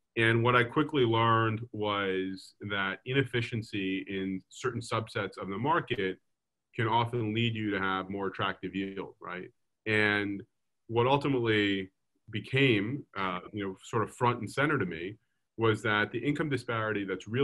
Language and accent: English; Lawrence, New York, United States; I grew up in a town called Lawrence